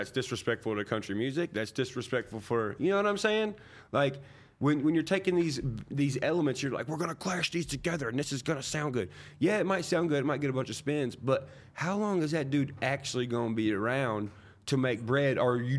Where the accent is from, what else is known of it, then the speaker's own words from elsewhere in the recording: Nashville, Tennessee, United States; growing up around Nashville, everybody who goes in those buildings and comes out, like, I shoot pool with them.